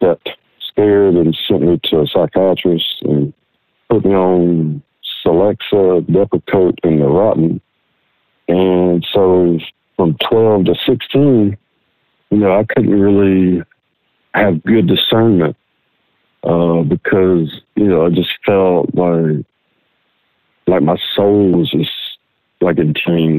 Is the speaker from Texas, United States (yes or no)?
no; Wyoming, United States; born there; Well, I'll start off saying that I was born in Wyoming, in a different state here in the States.